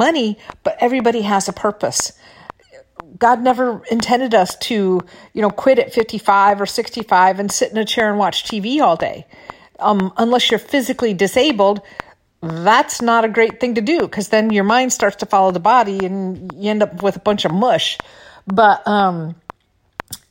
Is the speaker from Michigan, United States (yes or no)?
yes; Michigan, United States; also born or lived in California; now in Florida, United States; I'm in Florida now. You know, I'm from Michigan.